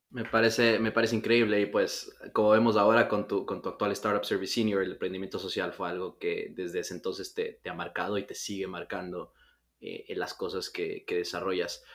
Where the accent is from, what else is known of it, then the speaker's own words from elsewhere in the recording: Ecuador; ecuatorianos, que es de, donde soy yo, de Ecuador